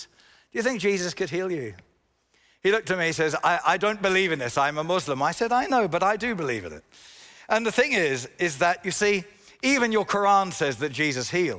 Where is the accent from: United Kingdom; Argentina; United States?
United Kingdom; England; yes, I'm an Englishman.